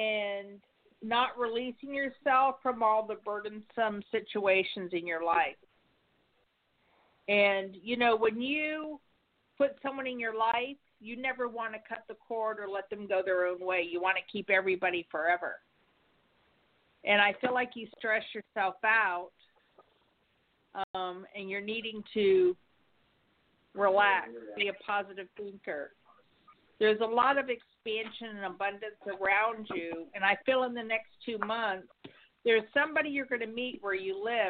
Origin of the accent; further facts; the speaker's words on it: Pennsylvania, United States; now in Florida, United States; I'm from Pennsylvania